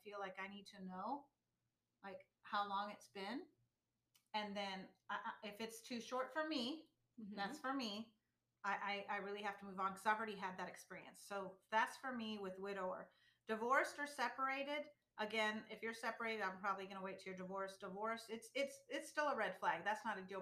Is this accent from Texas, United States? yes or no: yes; Texas, United States; we're from Texas